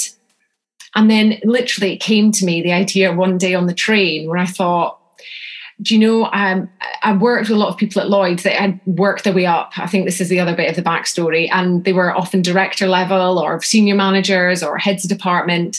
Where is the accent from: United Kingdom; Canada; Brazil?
United Kingdom; North Scotland; I'm from North Scotland